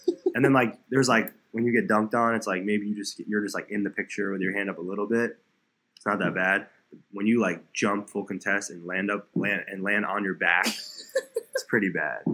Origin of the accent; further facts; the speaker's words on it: South Florida, United States; also born or lived in New York; I grew up in South Florida, so I was born in New York, but I, my parents and I we moved down to South Florida about an hour from Miami uh, when I was like seven or eight